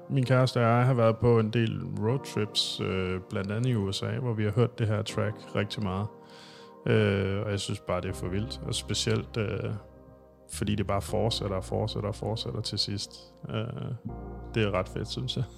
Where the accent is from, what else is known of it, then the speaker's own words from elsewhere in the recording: Thy, North Denmark Region, Denmark; moved away as an adult; also born or lived in Aalborg; now in Copenhagen, Denmark; jeg er jo rent faktisk jyde. Jeg er fra Thy, men øh, flyttede til København i 2005